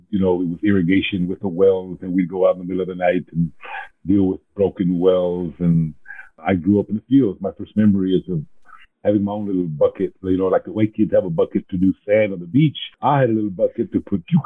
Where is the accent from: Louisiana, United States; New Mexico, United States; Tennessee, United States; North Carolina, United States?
New Mexico, United States; Portales; born there; when I go to New Mexico and say I was born in Portales, uh, New Mexicans are a bit grudging when it comes to accepting Chicanos from Texas, right?